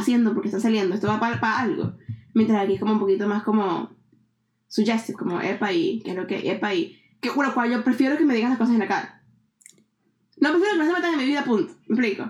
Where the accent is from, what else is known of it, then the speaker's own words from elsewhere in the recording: Venezuela; now in Canada; cuando yo me fui de Venezuela, que me vine para acá